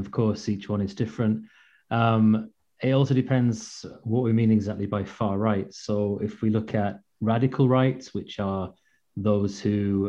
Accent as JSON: {"language": "English", "town": "York", "region": "Yorkshire and the Humber", "country": "United Kingdom", "also_born_or_lived": "Ukraine", "moved": "as an adult", "lives_now": "Tartu, Estonia", "said": "I'm from the UK, I'm from York"}